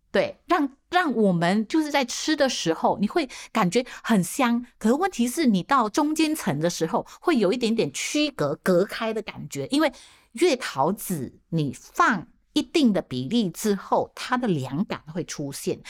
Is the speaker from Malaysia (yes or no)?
yes; George Town, Penang, Malaysia; now in Taiwan; 我自己的家乡，就是我，我是马来西亚的槟城人嘛，槟城的这个潮汕人